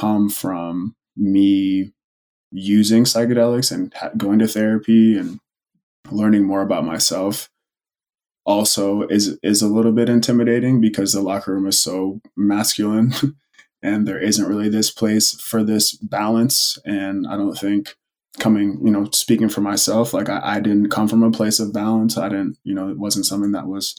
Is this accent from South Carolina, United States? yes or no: no; Oceanside, California, United States; I grew up in Oceanside, California, which is by Camp Pendleton, a military base